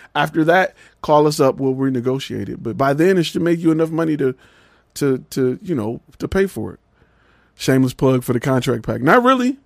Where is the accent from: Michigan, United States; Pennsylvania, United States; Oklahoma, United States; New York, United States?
Michigan, United States; Detroit; also born or lived in Atlanta; now in Dallas, United States; I'm from Detroit